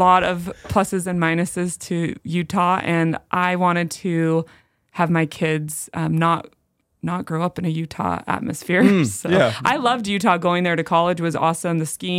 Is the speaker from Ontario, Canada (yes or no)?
no; Lethbridge, Alberta, Canada; now in Spokane, United States; So I grew up in Lethbridge, Alberta, Canada.